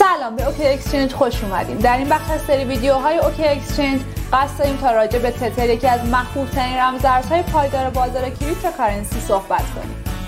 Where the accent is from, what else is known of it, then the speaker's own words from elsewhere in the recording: Iran; ما به عنوان یه ایرانی